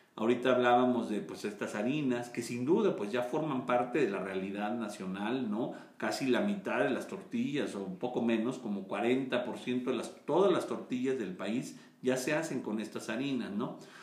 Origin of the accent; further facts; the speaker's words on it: Mexico; Yo nací en México, mis padres, los dos nacieron en México, mis papás, eh, entonces bueno, pues somos mexicanos